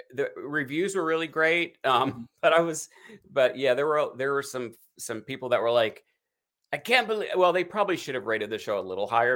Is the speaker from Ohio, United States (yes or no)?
no; Eastern Kentucky, United States; now in Hollywood, United States; I'm a hillbilly in Hollywood. Like, I grew up in East, Eastern Kentucky